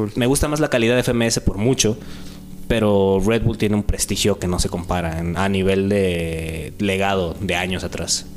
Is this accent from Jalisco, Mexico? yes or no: no; Acapulco, Guerrero, Mexico; now in Oaxaca, Mexico; en el rap en Acapulco, ¿no? Es de ahí donde, donde nací, pues, soy costeño